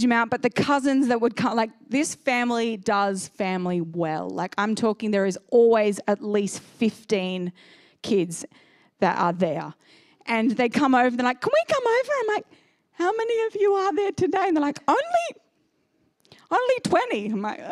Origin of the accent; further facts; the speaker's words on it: Sydney, New South Wales, Australia; moved away as an adult; now in Seaton, Australia; I grew up in Northern Beaches